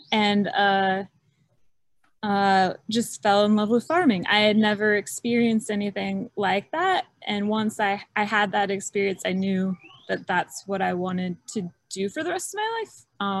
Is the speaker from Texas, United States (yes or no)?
no; Kansas, United States; moved away; also born or lived in Missouri; Sure. I'm from Kansas.